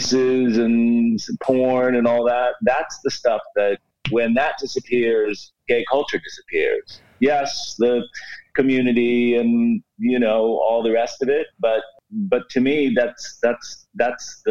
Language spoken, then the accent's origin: English; Pennsylvania, United States; moved away as an adult; also born or lived in Claremont, California; I grew up in Pennsylvania, but when I was 18 in 87, we moved to Southern California, outside